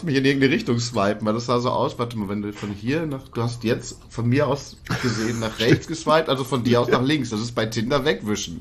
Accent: Germany; als Deutscher

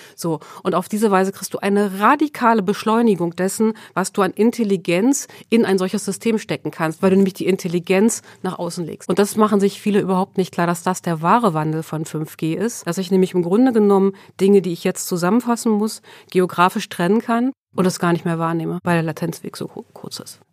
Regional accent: Sweden; now in Germany; Ich bin in Schweden geboren

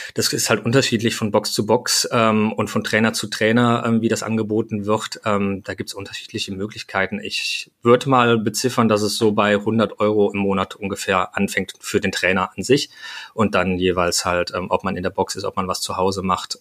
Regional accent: Hürth, North Rhine-Westphalia, Germany; ich komme aus Hürth bei Köln

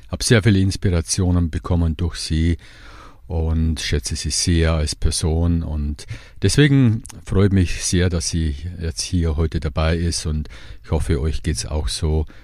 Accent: Bavaria, Germany; In der Nähe von Regensburg.

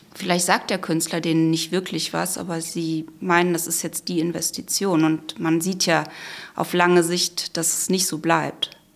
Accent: Krefeld, North Rhine-Westphalia, Germany; Wir sind ja in Krefeld aufgewachsen

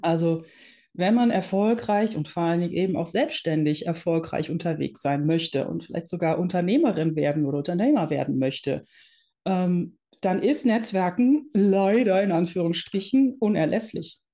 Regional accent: Netherlands; now in Germany; ich bin gebürtige Niederländerin und wir sind irgendwann nach Deutschland gezogen

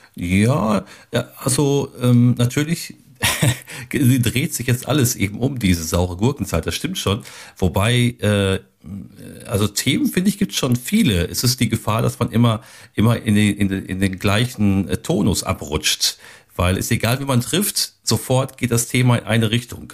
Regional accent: Ruhr area, North Rhine-Westphalia, Germany; now in Steinfurt, Germany; da bin ich ja aus dem Ruhrgebiet

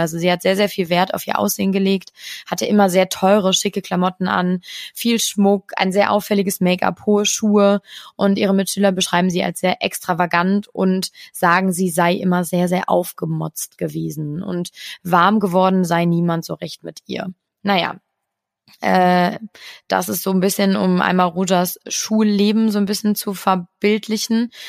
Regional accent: Cologne, North Rhine-Westphalia, Germany; ich würde jetzt als Kölnerin sagen

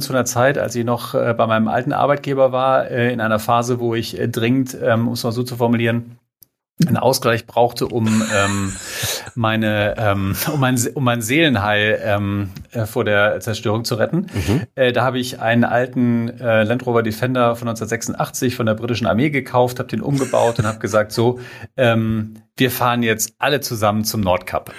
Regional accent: Minden, North Rhine-Westphalia, Germany; Ich komme aus dem fantastischen Minden in Westfalen.

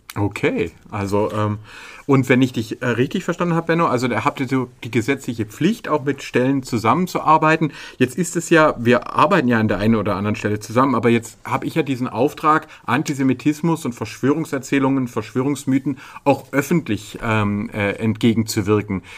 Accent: Stuttgart, Baden-Württemberg, Germany; Wir sind ja als Stuttgarter

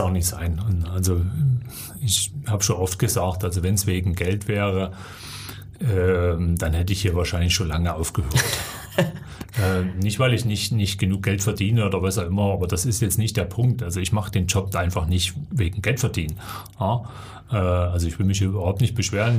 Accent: Erzgebirge, Saxony, Germany; Erzgebirge ist natürlich eben schon meine Heimat. Das sind meine Wurzeln, da gehöre ich hin

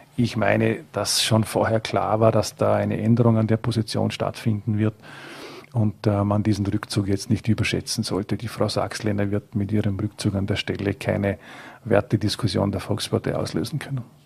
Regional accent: Frastanz, Vorarlberg, Austria; es ist meine Heimatgemeinde

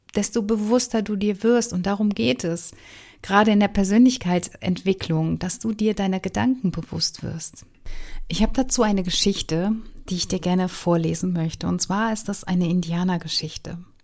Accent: Wuppertal, North Rhine-Westphalia, Germany; Ich bin ja in Wuppertal groß geworden.

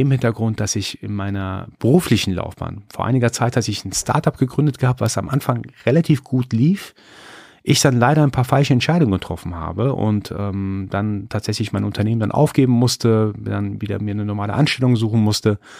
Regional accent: Iran; born there; als gebürtiger Iraner, als gebürtiger Perser, ist das Schamgefühl, das kriegt man so irgendwie rein verpflanzt von seiner Kultur.

